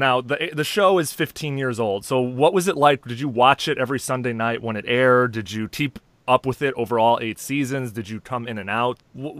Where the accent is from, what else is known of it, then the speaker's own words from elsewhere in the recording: Chicago, Illinois, United States; now in San Francisco, United States; I'm from Chicago and I live on the West Coast in San Francisco.